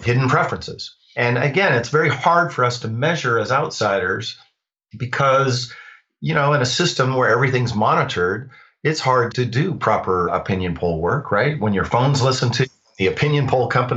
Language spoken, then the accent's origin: English; Montana, United States; I was born in Montana